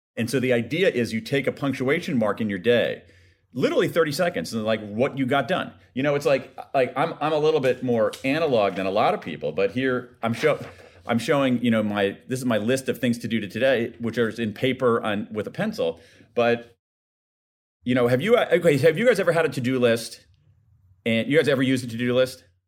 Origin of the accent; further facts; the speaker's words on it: Ohio, United States; my home state of Ohio